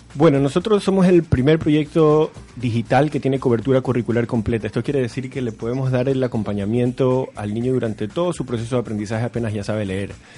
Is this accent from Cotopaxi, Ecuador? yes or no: no; Guayaquil, Guayas, Ecuador; moved away as an adult; now in Chile; yo soy de Guayaquil, Ecuador, la ciudad más grande de Ecuador